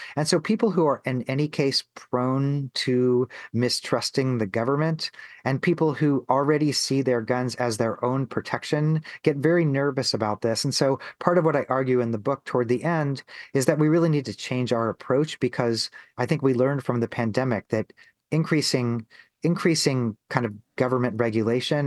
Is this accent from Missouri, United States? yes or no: yes; Missouri, United States; I grew up in Missouri